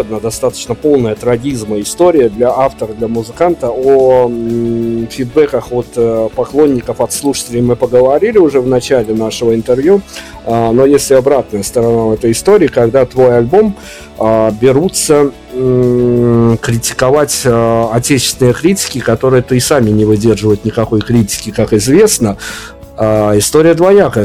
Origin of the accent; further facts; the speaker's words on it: Belarus; мне из Беларуси